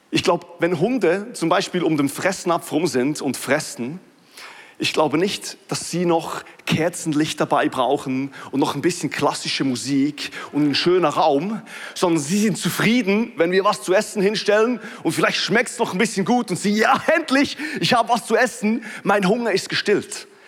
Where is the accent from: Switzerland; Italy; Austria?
Switzerland; ich weiß, es ist ein bisschen witzig, dass ich das als Schweizer sage und ich muss sagen, dass ich Schweizer bin, weil man hört es kaum mehr.